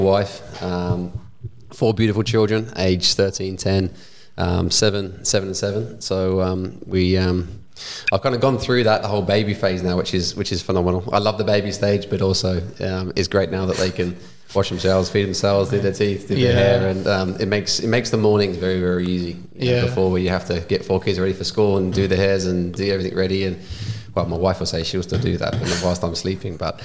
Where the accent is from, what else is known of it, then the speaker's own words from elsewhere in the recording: England, United Kingdom; moved away as an adult; also born or lived in Gold Coast, Australia; now in Australia; growing up in England and being surrounded by family